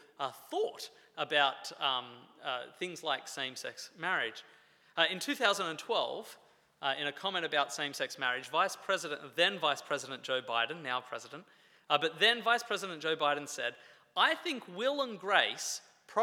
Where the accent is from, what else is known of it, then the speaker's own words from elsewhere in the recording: Australia; moved away; I'm from Australia